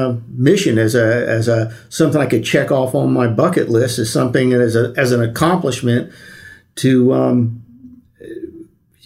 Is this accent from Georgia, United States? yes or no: no; Miami, Florida, United States; I grew up in Miami.